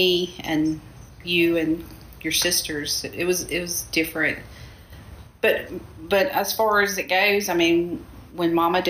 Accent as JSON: {"language": "English", "town": "Jackson", "region": "Mississippi", "country": "United States", "tie": "born or raised there", "said": "I grew up in Jackson, in West Jackson."}